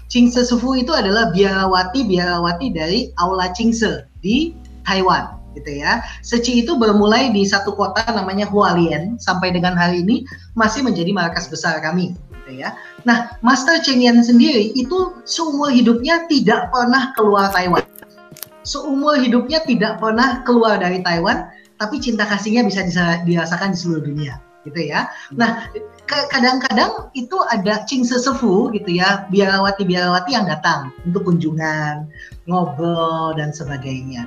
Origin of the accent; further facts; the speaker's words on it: Indonesia; Saya, eh, Chinese Indonesian, tapi saya sudah tidak bisa berbahasa Mandarin lagi.